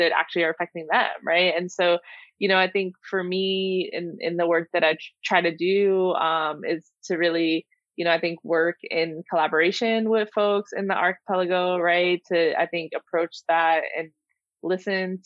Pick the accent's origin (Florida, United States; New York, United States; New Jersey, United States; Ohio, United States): New York, United States; New York City; I grew up in the Bronx and, you know, I was one of those kids that, you know, spent summers in Puerto Rico